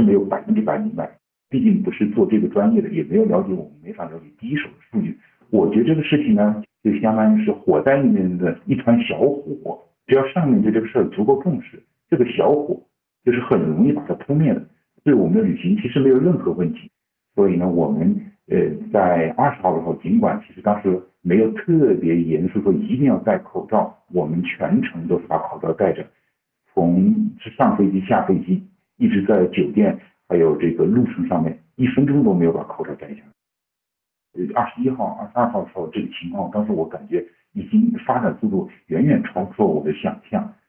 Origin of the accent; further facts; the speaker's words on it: Wuhan, Hubei, China; 我说我们从武汉出发的。我很明显听到了，就是后面就有人就说哦，就发这一个声音，可能你就觉得哇，怎么这么倒霉，刚好跟一个我们武汉人就在一起了。